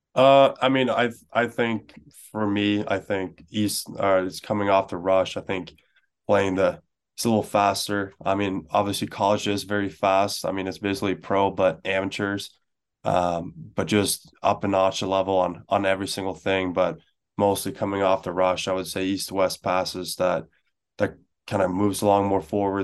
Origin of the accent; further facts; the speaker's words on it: Stockholm, Stockholm County, Sweden; moved away; I grew up in Stockholm